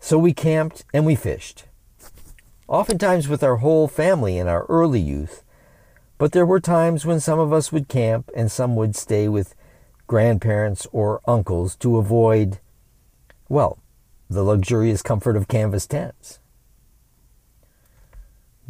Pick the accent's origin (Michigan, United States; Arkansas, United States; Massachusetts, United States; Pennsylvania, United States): Michigan, United States; Lansing; born and raised in Lansing, Michigan